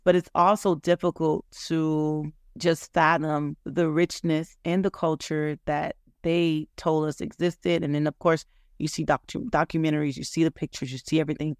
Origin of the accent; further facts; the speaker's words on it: United States; growing up Haitian, American, I was born in America, but my parents obviously were born in Haiti